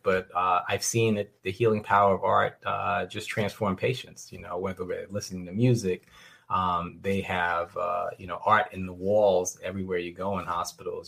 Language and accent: English; New York City, New York, United States; a, young uh, young uh, teenager growing up in New York City